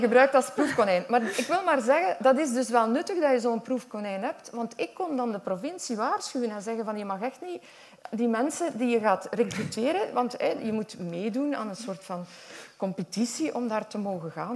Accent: Westhoek, Flanders, Belgium; accent: West Flemish; Ik kom echt uit de Westhoek en ik ben echt opgegroeid

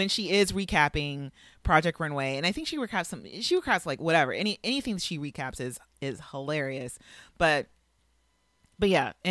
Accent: Los Angeles, California, United States; I'm from Los Angeles. I'm from

